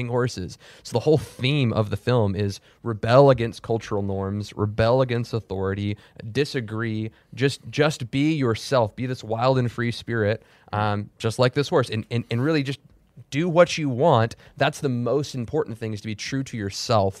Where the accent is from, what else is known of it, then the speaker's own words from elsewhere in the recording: Texas, United States; I'm from Texas.